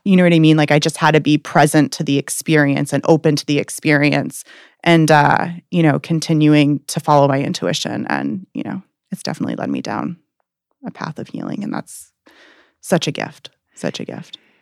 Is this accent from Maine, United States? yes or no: yes; Portland, Maine, United States; I'm from Portland, Maine